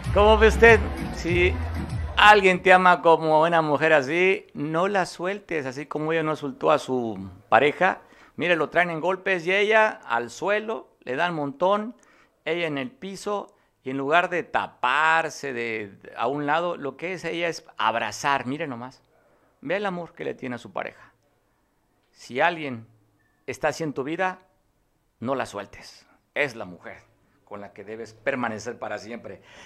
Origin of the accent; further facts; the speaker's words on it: Mexico; como mexicano me incluyo